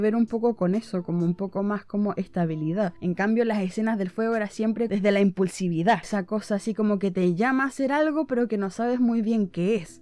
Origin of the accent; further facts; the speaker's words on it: southern Chile, Chile; yo soy del sur de Chile